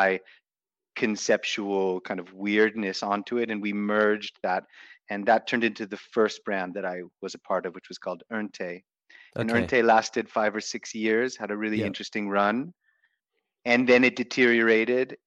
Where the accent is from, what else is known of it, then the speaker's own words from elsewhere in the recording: United States; moved away as an adult; now in Bali, Indonesia; growing up in the States